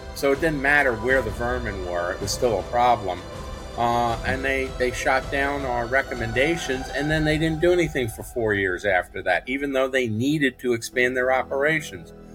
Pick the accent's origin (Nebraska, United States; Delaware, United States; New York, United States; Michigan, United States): New York, United States; New York City; moved away; I grew up in New York City